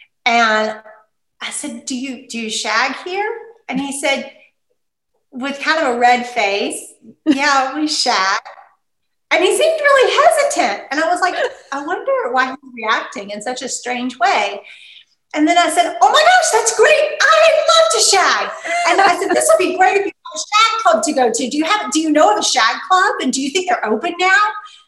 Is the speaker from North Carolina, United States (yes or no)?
yes; Eastern North Carolina, United States; also born or lived in Edinburgh, Scotland; being that I'm from the Eastern North Carolina region, this was a big part of my life.